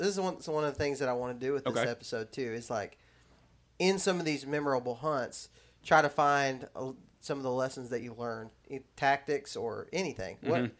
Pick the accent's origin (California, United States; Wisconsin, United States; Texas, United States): Texas, United States; now in Alabama, United States; I was living in Texas. I grew up there in Texas, but we came to visit here.